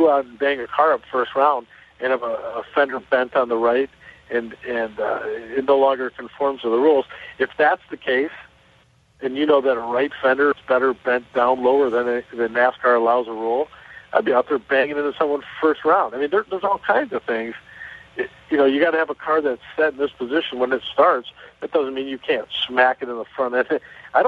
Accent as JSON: {"language": "English", "town": "Chicago", "region": "Illinois", "country": "United States", "said": "I'm from Chicago"}